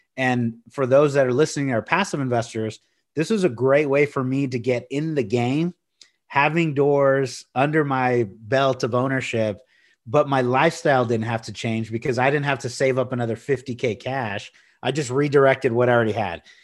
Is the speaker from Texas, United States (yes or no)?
yes; Corpus Christi, Texas, United States; I grew up in Corpus Christi, uh, near the beach